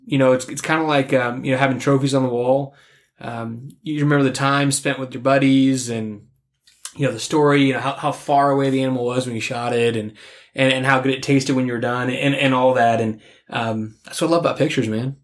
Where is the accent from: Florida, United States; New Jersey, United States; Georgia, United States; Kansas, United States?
Kansas, United States; kill one in my home state